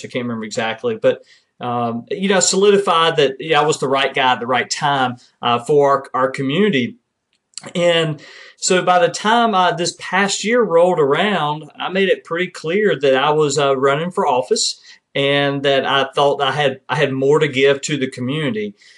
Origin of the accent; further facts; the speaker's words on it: Kinston, North Carolina, United States; serving in my eighth year as mayor of my hometown in Kinston, North Carolina